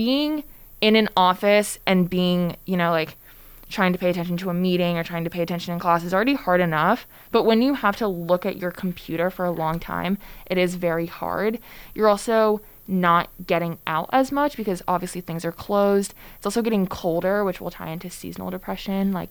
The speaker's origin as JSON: {"language": "English", "region": "Connecticut", "country": "United States", "moved": "yes", "lives_now": "Boston, United States", "said": "I'm also from Connecticut. So I've been experiencing these temperatures for my entire life"}